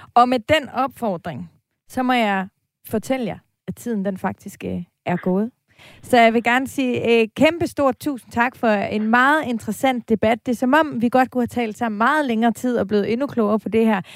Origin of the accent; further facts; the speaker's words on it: Aarhus, Central Denmark Region, Denmark; now in Copenhagen, Denmark; altså nu er jeg fra Aarhus, og jeg bor i København